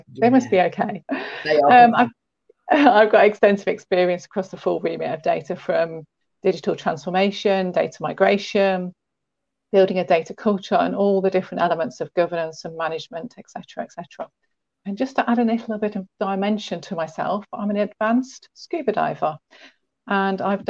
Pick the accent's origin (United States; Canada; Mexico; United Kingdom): United Kingdom; England; I'm a southern softie